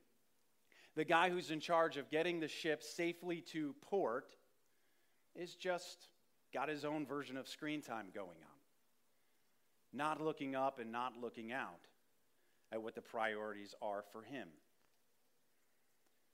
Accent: Saratoga Springs, New York, United States; I grew up in Saratoga

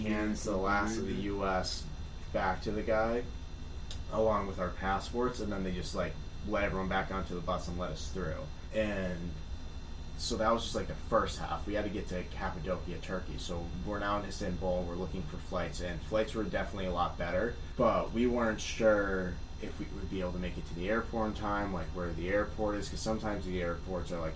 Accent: United States; we're American

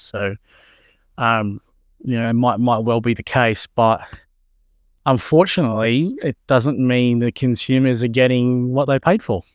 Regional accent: Australia; yay for being Australian

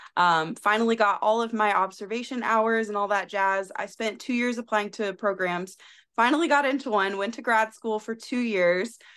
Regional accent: South Carolina, United States; moved away; I am from South Carolina originally

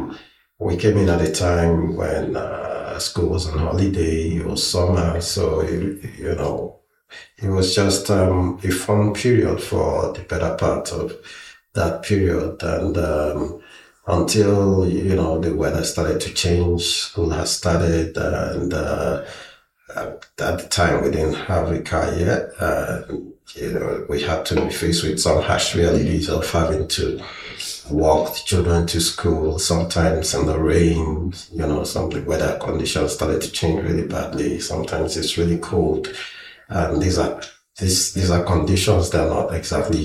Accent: southeastern Nigeria, Nigeria; moved away as an adult; now in British Columbia, Canada; I am from Nigeria, originally from the southeastern part, and although I lived in the western part of Nigeria

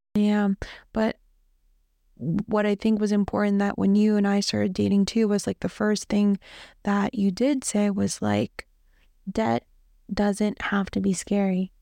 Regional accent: Toms River, New Jersey, United States; I grew up in Tom's River, New Jersey

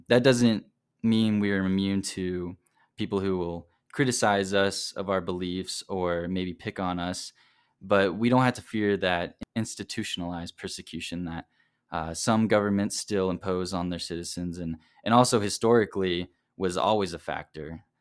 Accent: South Carolina, United States; now in Provo, United States; I'm originally from South Carolina, but currently living here in Provo.

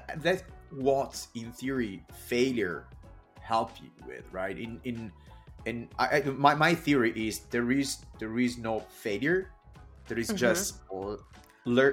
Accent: Italy; moved away; I come from Italy

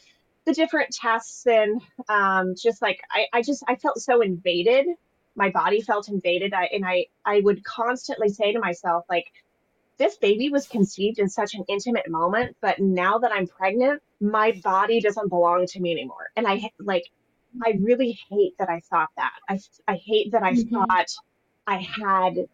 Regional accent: Tucson, Arizona, United States; moved away as an adult; now in Wilmington, United States; I'm originally from Tucson, Arizona.

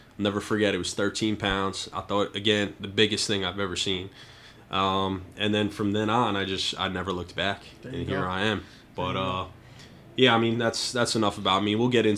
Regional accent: Westchester County, New York, United States; I grew up in Westchester County, New York.

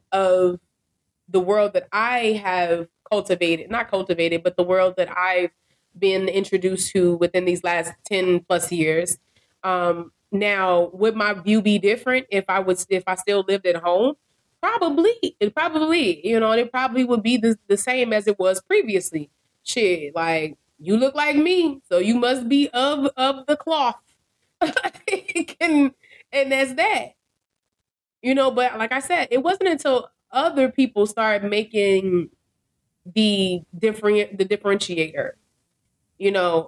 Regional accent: Chicago, Illinois, United States; Girl from Chicago, we all Black

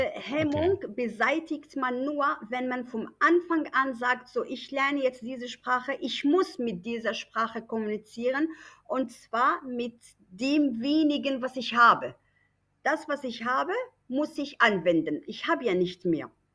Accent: Germany; moved away as an adult; now in Morocco; ich bin da aufgewachsen, ich habe über 20 Jahre in Deutschland gelebt und dann war irgendwann die Idee, doch nach Marokko zurück.

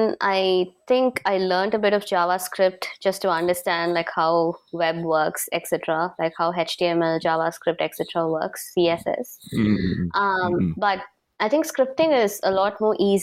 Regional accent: Chennai, Tamil Nadu, India; first language Tamil; English is a second language; now in Singapore; I'm a Tamilian, and I'm actually brought up in the south part of India. So my base is Chennai, and Tamil is my mother tongue.

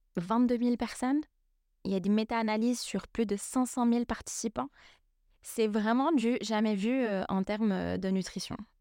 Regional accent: Lebanon; je suis libanaise

